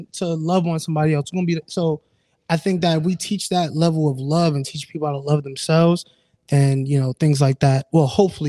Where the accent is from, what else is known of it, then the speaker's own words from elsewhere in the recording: Jamaica; Like we're Jamaican. We're like, you know what I'm saying?